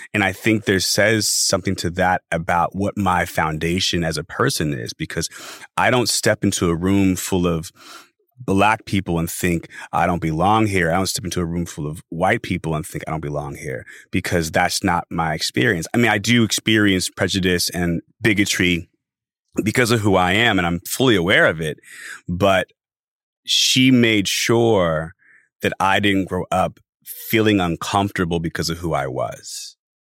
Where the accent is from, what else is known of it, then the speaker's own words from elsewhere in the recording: Los Angeles, California, United States; I am from Los Angeles, born and raised